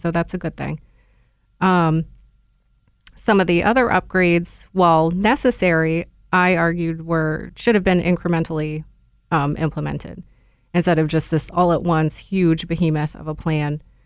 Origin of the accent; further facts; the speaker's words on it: Niskayuna, New York, United States; I was born and raised in Niskiuna